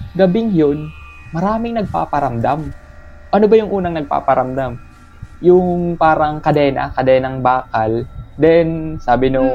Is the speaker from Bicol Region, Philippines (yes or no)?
yes; Naga, Bicol Region, Philippines; probinsya dito sa amin sa Bicol